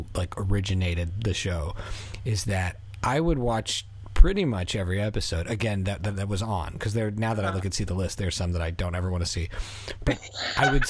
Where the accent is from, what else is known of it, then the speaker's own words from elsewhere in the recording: Canada; also born or lived in Philadelphia, United States; I was raised in Canada too.